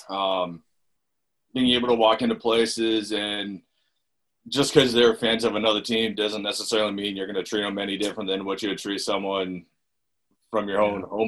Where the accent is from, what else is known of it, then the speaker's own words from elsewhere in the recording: United States; also born or lived in Peterborough; as an American